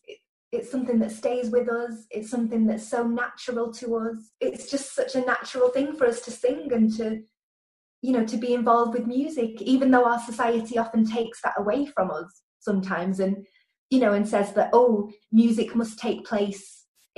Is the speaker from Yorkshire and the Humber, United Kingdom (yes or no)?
no; Lancashire, North West England, United Kingdom; now in Merseyside, United Kingdom; I'm from Lancashire and I now live in Merseyside near Liverpool